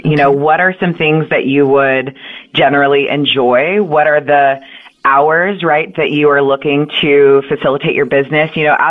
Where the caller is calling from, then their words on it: Austin, Texas, United States; I am actually in Austin, Texas.